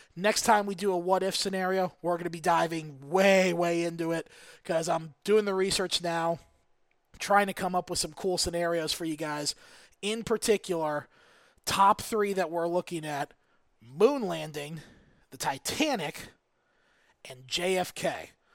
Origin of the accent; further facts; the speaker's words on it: Olmsted Falls, Ohio, United States; My hometown, Olmsted Falls, Olmsted Township